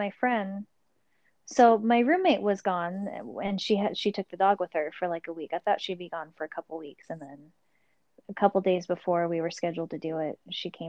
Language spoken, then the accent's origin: English; Southern California, United States; also born or lived in Los Angeles, California / Orange County, California; now in Las Vegas, United States; I was born in LA and I'm from Southern California